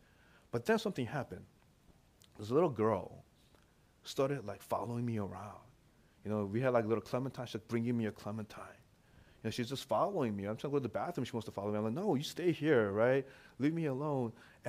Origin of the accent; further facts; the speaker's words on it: St. Louis, Missouri, United States; English is a second language; also born or lived in Korea; I remember when I first came, you know, to this country. You know, I was born in Korea. I came here when I was six, and you know, we moved to St. Louis. That's where we first went, and I didn't speak English too well.